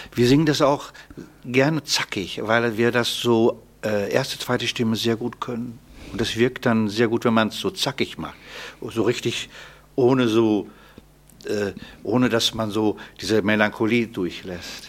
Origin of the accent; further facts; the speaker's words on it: Paderborn, North Rhine-Westphalia, Germany; ich komme ja aus Paderborn